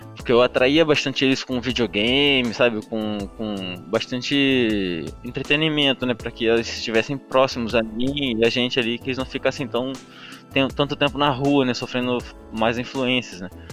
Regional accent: Brazil; eu morava numa rua aqui na, no bairro da Mangueira que foi onde eu cresci

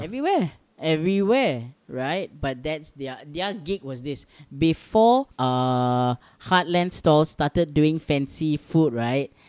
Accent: Singapore; I'm Singaporean

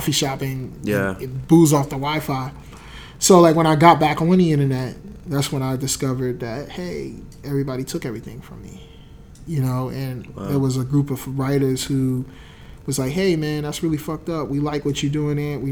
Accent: New Jersey, United States; I was from Jersey

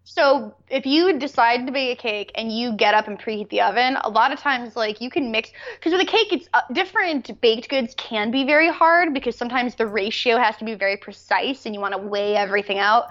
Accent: United States; I'm an American

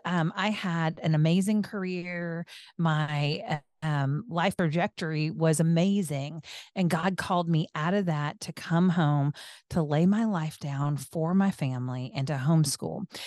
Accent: the Northwest, Pacific Northwest, United States; I was born in the Northwest with German heritage.

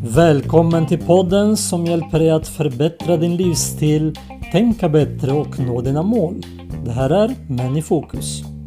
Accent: Sweden; also born or lived in unnamed homeland (war early 1990s); några av oss hamnade i Sverige till slut.

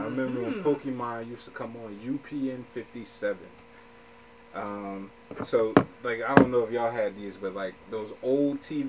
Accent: Philadelphia, Pennsylvania, United States; moved away; You already know I'm from Philly

